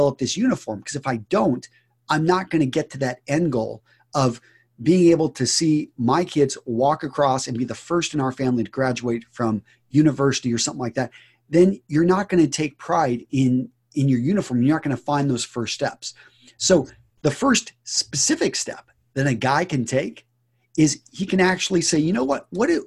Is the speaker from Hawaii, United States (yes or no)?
no; West Texas, United States; I grew up in West Texas